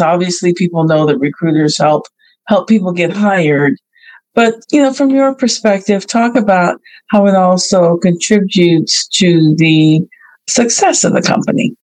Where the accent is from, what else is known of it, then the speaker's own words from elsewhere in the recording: Bay Area, California, United States; another Bay Area native like I am